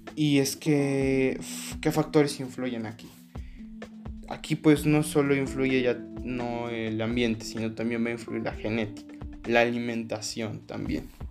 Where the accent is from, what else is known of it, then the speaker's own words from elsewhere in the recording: Mexico; uno como mexicano